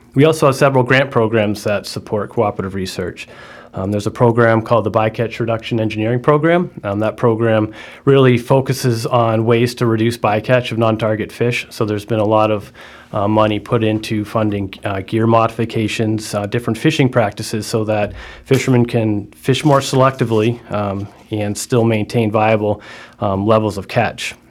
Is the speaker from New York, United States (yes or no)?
no; Martha's Vineyard, Massachusetts, United States; I grew up in Martha's Vineyard